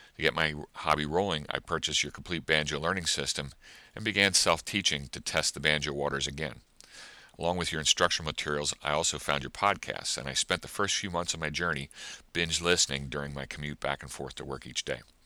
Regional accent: Southeast Pennsylvania, United States; I'm from Southeast Pennsylvania

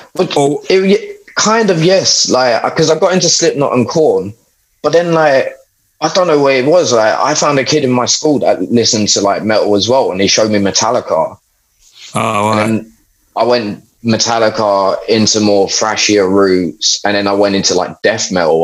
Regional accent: London, United Kingdom; I grew up in London

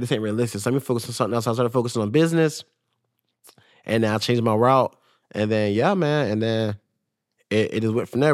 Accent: Jacksonville, Florida, United States; got drafted to the Jacksonville Jaguars, like, paid for my hometown

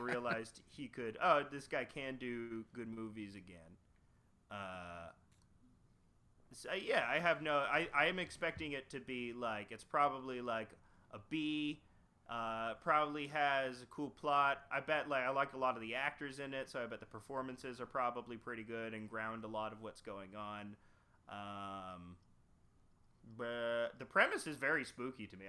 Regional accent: Canada; I'm from Canada

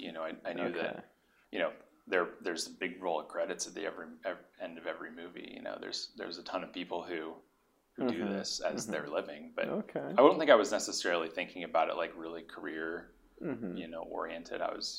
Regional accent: Tulsa, Oklahoma, United States; moved away as an adult; also born or lived in Providence, Rhode Island; now in Los Angeles, United States; I grew up in Tulsa, Oklahoma. Not originally from there

